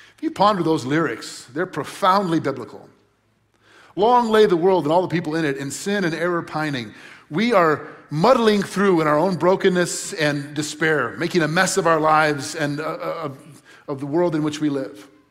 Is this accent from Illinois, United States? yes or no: yes; Crystal Lake, Illinois, United States; I grew up in Crystal Lake, just north of here